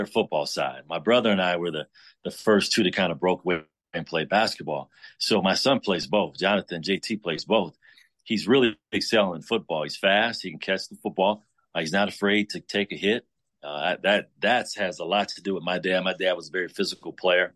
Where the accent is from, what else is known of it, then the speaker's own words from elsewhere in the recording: Chicago, Illinois, United States; moved away; growing up in Chicago